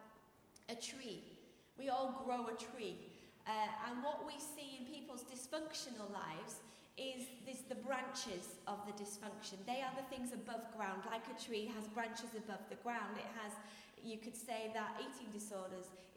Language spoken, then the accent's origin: English; Yorkshire and the Humber, United Kingdom; I'm from Yorkshire, we have lots of trees.